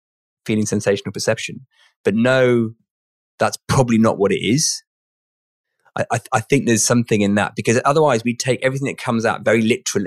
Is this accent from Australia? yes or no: no; United Kingdom; I'm British